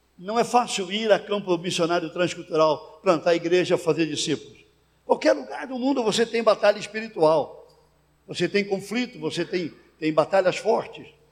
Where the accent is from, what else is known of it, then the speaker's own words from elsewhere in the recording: Santos, São Paulo, Brazil; eu fui pastorear uma igreja em Santos, minha cidade natal